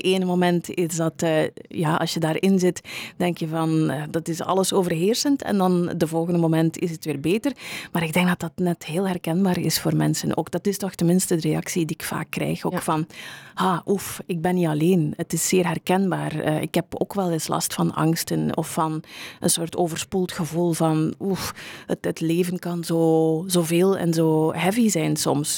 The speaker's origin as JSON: {"language": "Dutch", "town": "Meulebeke", "region": "Flanders", "country": "Belgium", "tie": "born or raised there", "also_born_or_lived": "Kortrijk", "moved": "yes", "said": "ik ben oorspronkelijk van Meulebeke, die wereldstad uh, in West-Vlaanderen"}